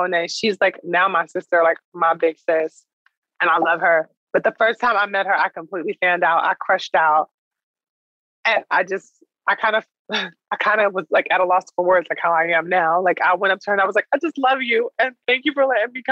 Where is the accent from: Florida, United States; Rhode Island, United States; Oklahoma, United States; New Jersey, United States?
New Jersey, United States; Newark; growing up in Newark